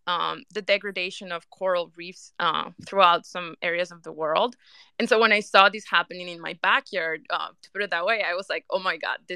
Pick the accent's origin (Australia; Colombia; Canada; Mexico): Colombia; moved away; also born or lived in Europe; I'm originally from Colombia